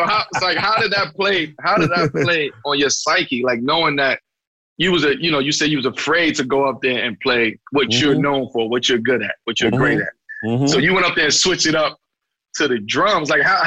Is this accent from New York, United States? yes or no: yes; New York City, New York, United States; Yeah, I was born in Brooklyn, y'all.